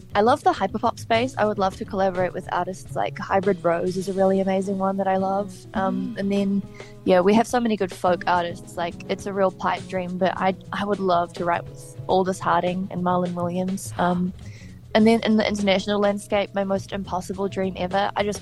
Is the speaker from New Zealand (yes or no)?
yes; Hawke's Bay, New Zealand; I started working on the covers gig circuit when I was 12 years old in my hometown of Hawke's Bay